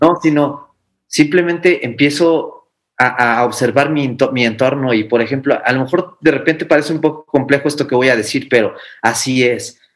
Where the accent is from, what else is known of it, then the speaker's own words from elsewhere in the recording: Mexico; nosotros como mexicanos